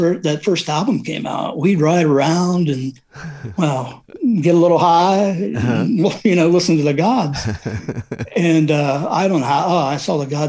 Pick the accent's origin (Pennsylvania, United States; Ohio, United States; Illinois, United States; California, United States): Ohio, United States; also born or lived in South Carolina; now in Columbus, United States; No, I originally grew up about an hour and a half outside of Columbus. And before that, I was in South Carolina.